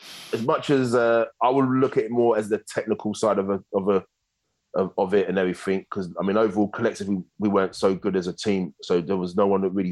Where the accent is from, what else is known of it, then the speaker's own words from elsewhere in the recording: London, United Kingdom; moved away as an adult; now in Australia; I'm from London